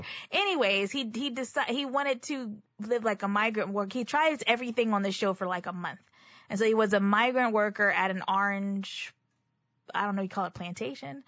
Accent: Texas, United States; I'm also a native Texan

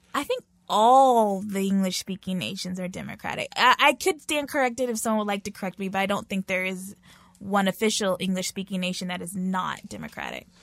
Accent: Texas, United States; moved away as an adult; now in South Korea; I'm from Texas

